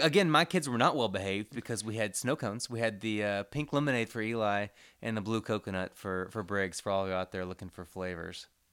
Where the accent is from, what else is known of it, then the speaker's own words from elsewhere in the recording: Commerce, Texas, United States; I grew up in Commerce, Texas